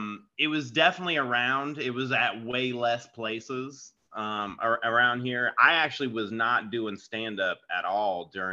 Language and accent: English; Florida, United States; also born or lived in California / Washington / New York / Georgia; I'm originally from Florida, but I've moved around all over. So I've lived in like California and Washington State, New York, Georgia, South Carolina.